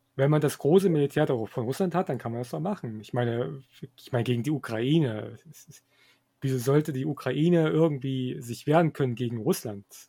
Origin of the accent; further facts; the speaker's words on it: Germany; wir als Deutsche